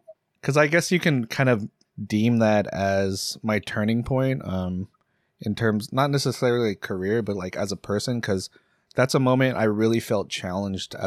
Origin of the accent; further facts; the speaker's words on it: Seattle, Washington, United States; growing up in Seattle, especially in the fucking burbs